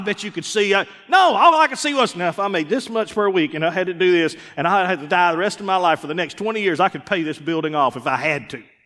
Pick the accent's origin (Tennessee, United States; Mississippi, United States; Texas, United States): Mississippi, United States; Columbus; moved away as an adult; also born or lived in Starkville, Mississippi; now in Forest, United States; We're from Columbus, Mississippi. Starkville.